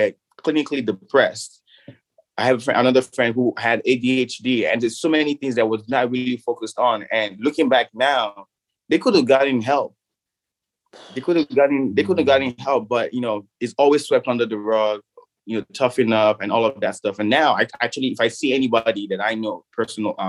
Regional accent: Nigeria; the country that I grew up in Nigeria

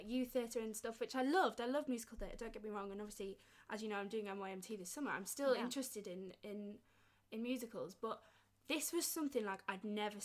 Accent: Yorkshire and the Humber, United Kingdom; I'm obviously from Yorkshire

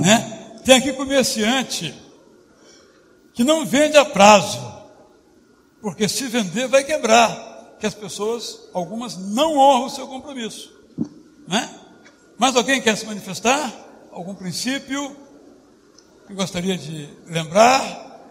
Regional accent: Minas Gerais, Brazil; Eu também sou mineiro

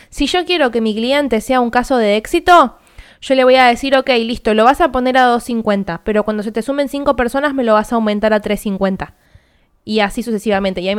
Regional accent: Argentina; yo, como argentina y teniendo cuenta bancaria en Argentina, voy a elegir comprarlo a 250 mil pesos

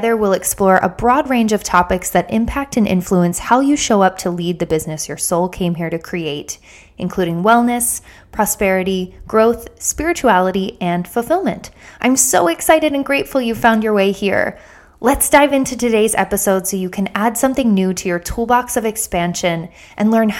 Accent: outside of Philadelphia, Pennsylvania, United States; I grew up outside of Philadelphia

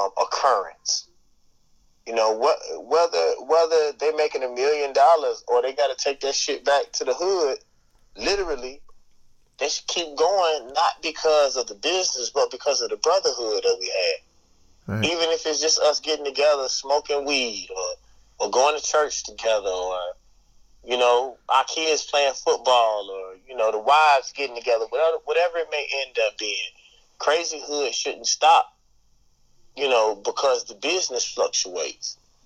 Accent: Mississippi, United States; I'm from Mississippi

